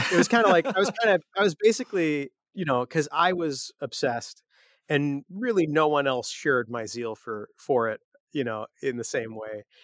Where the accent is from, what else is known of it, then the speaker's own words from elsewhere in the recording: Chicago, Illinois, United States; Yeah, yeah. So, so you know, lots of shows at Fireside Bowl.